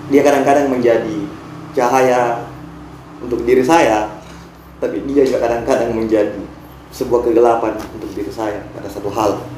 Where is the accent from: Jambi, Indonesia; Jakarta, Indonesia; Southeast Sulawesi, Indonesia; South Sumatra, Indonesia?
Southeast Sulawesi, Indonesia; Bombana; Ya jadi kampung halaman saya kan mesti melalui lautan untuk sampai ke sana atau kalau paling tidak ketika misalkan saya dari Bombana untuk menuju Makassar saya mesti melalui Teluk Bone.